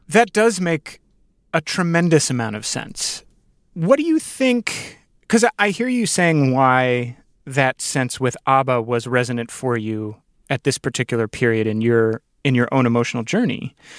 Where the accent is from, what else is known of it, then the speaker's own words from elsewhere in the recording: Northern Virginia, United States; I grew up in Northern Virginia